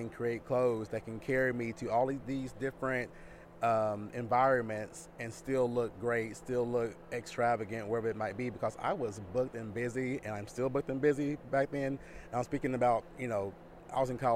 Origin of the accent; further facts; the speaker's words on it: Dallas, Texas, United States; I'm from Dallas, Texas